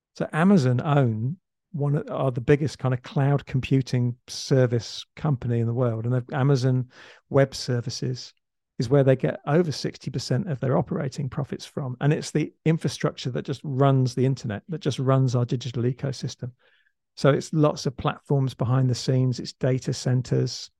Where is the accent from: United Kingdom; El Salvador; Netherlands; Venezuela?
United Kingdom; England; now in Australia; I'm actually English, so I, I used to live in England, now I live in Australia.